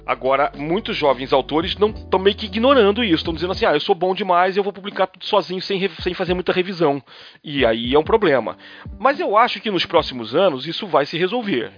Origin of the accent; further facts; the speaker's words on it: Rio de Janeiro, Brazil; now in São Paulo, Brazil; Sou carioca, mas moro em São Paulo.